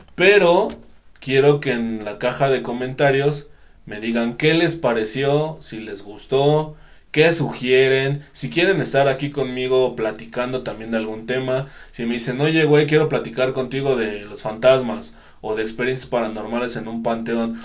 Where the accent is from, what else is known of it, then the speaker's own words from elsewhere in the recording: Mexico; somos mexicanos